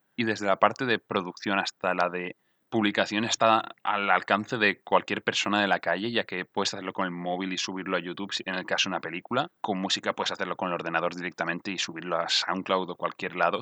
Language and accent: Spanish; Mallorca, Balearic Islands, Spain; now in Barcelona, Spain; soy de Mallorca